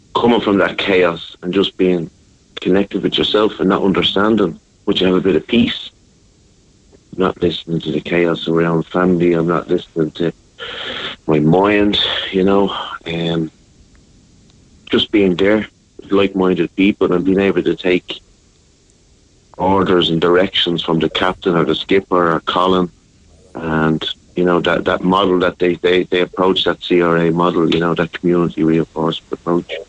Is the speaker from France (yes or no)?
no; Dún Laoghaire, Leinster, Ireland; I grew up in Dunleary here